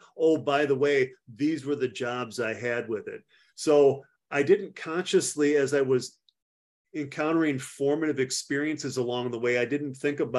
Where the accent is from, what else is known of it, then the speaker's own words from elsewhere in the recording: Platteville, Wisconsin, United States; also born or lived in Frankfurt, Germany / Fort Devens, Massachusetts / Panama; I grew up in Platteville, Wisconsin, and right after high school, I went in the Army